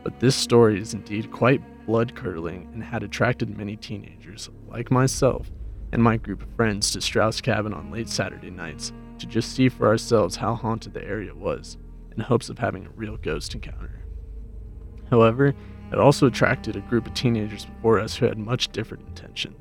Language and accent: English; Fort Collins, Colorado, United States; Growing up in Fort Collins, especially when going to high school